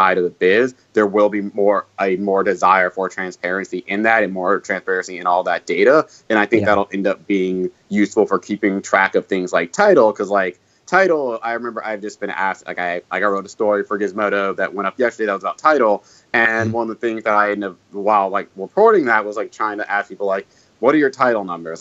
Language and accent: English; North Carolina, United States; I'm from North Carolina